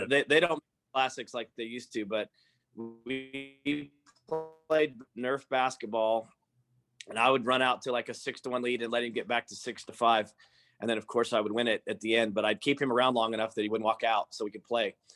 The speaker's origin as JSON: {"language": "English", "town": "Stillwater", "region": "Oklahoma", "country": "United States", "tie": "born or raised there", "said": "we grew up here in Stillwater"}